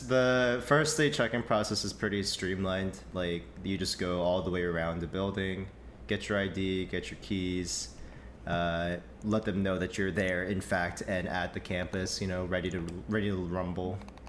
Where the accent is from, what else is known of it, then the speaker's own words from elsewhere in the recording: West Coast, United States; I came all the way from West Coast, so I didn't really have the time to come over for a school tour, right?